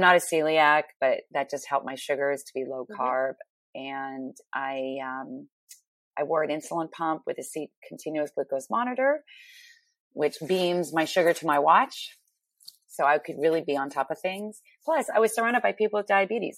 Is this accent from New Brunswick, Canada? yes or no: no; Ottawa, Ontario, Canada; moved away as an adult; also born or lived in Toronto / New York City; I'm from Ottawa, Canada